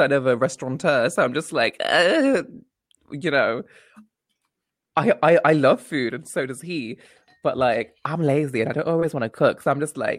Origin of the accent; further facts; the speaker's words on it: India; Like, I'm Indian. I eat everything with my fucking hands.